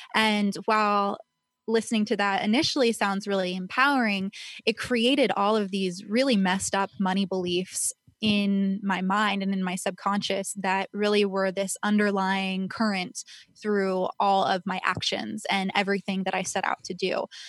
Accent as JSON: {"language": "English", "town": "Calabasas", "region": "California", "country": "United States", "tie": "born or raised there", "said": "I grew up in Agora, Calabasas area"}